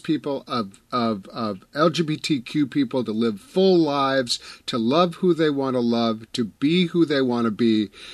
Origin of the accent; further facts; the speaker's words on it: Wisconsin, United States; I'm from Wisconsin